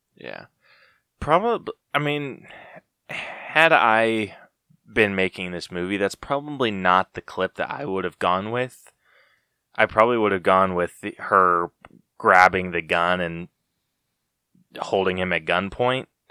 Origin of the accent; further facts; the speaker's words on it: Utah, United States; growing up in Utah